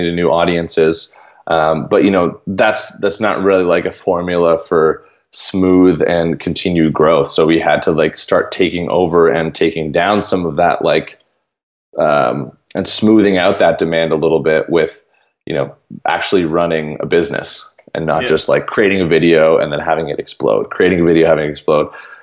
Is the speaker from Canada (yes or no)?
yes; Canada; I'm from Canada